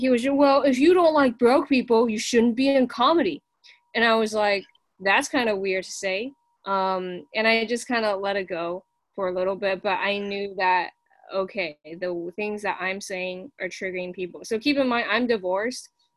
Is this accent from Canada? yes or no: no; China; English is a second language; now in United States; I grew up in China